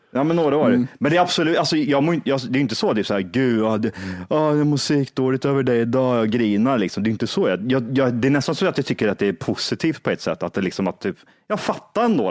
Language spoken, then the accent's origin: Swedish; Kristinehamn, Värmland, Sweden; moved away; när jag var hemma i Kristinehamn